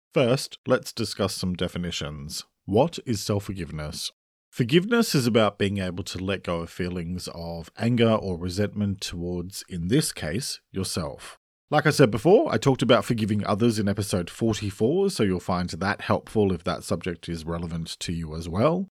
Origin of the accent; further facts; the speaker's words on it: Australia; I'm an Australian writer and speaker